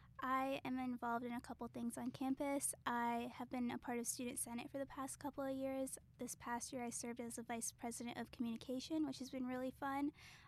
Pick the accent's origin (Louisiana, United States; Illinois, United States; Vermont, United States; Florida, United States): Illinois, United States; Chicago; I'm from Chicago.